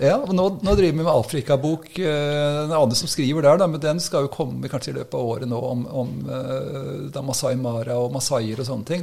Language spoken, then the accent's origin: Norwegian; Oslo, Norway; moved away as an adult; now in Ski, Norway; Jeg kommer fra Oslo. Så eh, Oppvokst oppe i Korsvoll